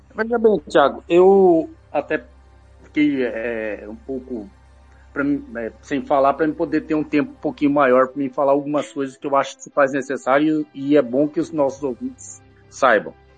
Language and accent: Portuguese; Brazil; Eu sou brasileiro